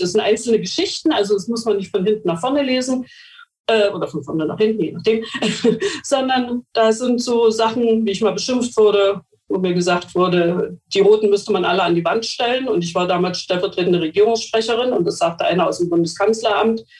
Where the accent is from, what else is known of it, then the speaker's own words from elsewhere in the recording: Mecklenburg-Vorpommern, Germany; Bei uns in Mecklenburg-Vorpommern